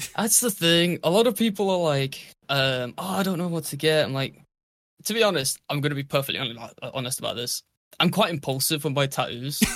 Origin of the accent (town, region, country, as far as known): United Kingdom